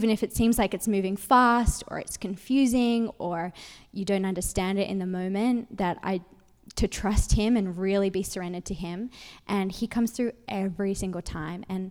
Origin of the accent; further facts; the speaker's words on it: Sydney, New South Wales, Australia; moved away as an adult; now in United States; I'm from Sydney, Australia, and I met my husband. He was studying in Sydney